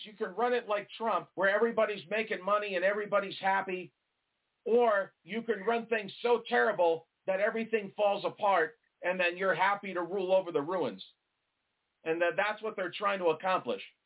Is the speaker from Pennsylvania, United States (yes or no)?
no; New York, United States; moved away; I'm originally from New York